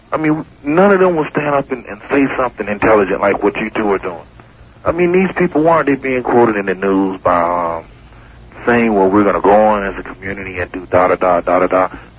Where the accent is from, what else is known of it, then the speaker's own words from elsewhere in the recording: Miami, Florida, United States; I'm from Liberty City.